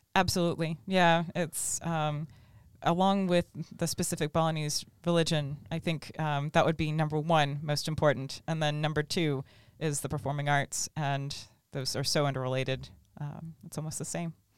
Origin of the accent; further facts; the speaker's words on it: Tallahassee, Florida, United States; orchestra camp at Florida State University in my hometown.